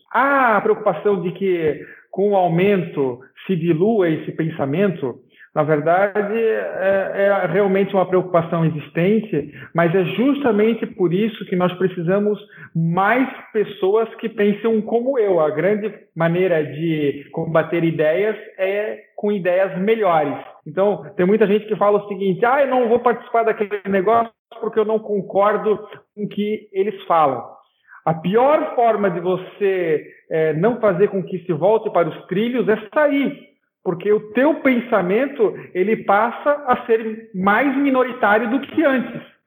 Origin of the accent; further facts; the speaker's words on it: Santa Catarina, Brazil; eu, por exemplo, sou de Santa Catarina